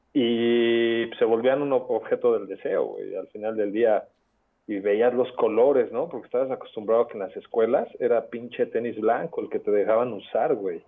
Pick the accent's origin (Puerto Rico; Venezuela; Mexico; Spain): Mexico; Soy pues, un mexicano